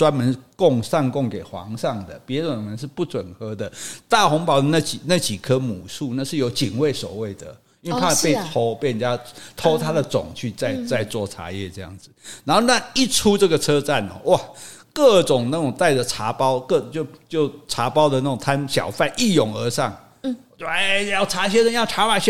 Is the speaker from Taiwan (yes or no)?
yes; Taiwan; 我们台湾人讲，我们讲华语啊